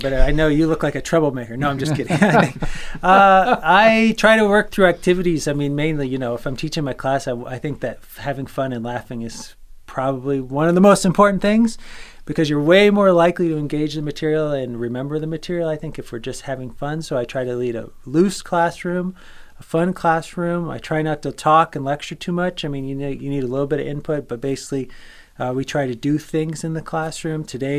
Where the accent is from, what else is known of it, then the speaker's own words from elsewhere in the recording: Vero Beach, Florida, United States; I also grew up in Florida. I consider sort of Vero Beach, Florida to be my hometown. That's on the East Coast.